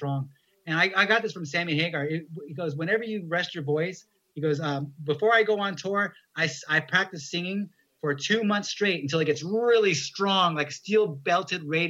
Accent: San Diego, California, United States; I'm from San Diego.

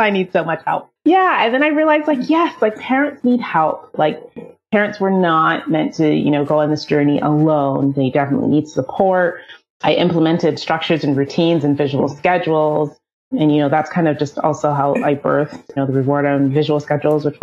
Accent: Toronto, Ontario, Canada; I'm from Toronto, Canada

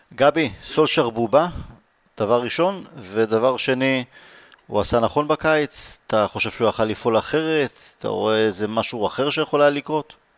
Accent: Israel; אנחנו יהודים, אנחנו ישראלים

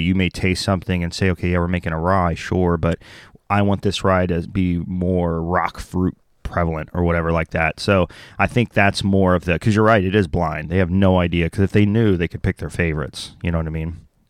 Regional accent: the South, United States; I grew up in the South

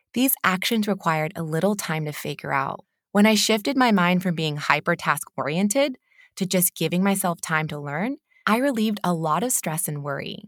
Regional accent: California, United States; moved away as an adult; now in Newcastle, United Kingdom; I am a California native

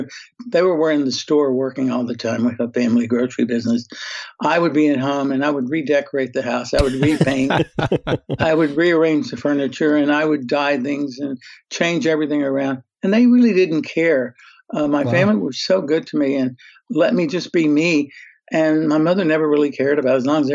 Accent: Birmingham, Alabama, United States; now in Beverly Hills, United States; I came from Birmingham, Alabama to Beverly Hills, California

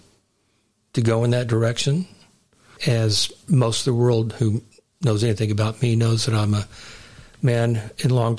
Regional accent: Houston, Texas, United States; moved away; Houston, my hometown, where my parents are buried

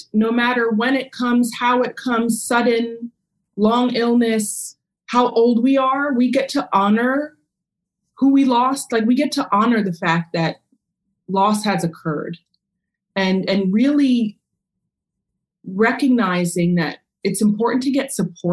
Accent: Maryland outside DC, United States; I grew up in Maryland outside DC in a very predominantly Jewish neighborhood

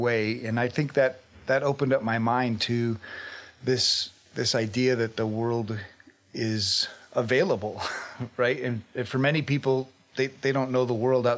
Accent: Colorado, United States; Yeah, so obviously I grew up here in Colorado

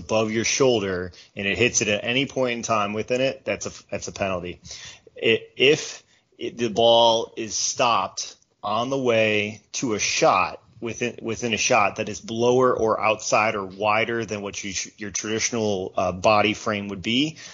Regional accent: United States; As an American

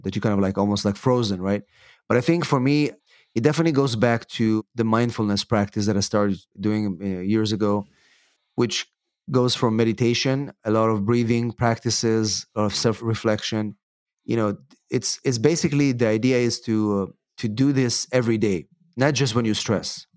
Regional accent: Israel; moved away as an adult; also born or lived in England; now in United States; I'm originally from Israel, actually. I came to the United States to, uh, to go to law school

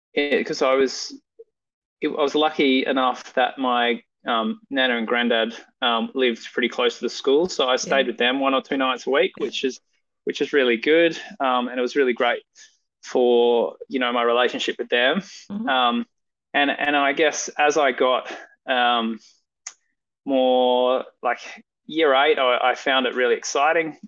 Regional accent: Perth, Western Australia, Australia; also born or lived in Esperance, Western Australia; I grew up um, mostly in the northern suburbs of Perth.

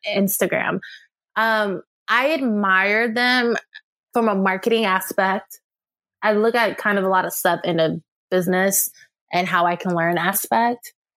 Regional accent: California, United States; moved away; I'm a Californian at heart, and we don't really sugarcoat stuff. So, No, by heart, I was raised there

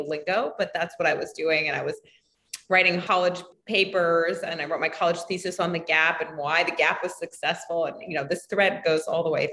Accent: New York City, New York, United States; I was born and raised in New York City

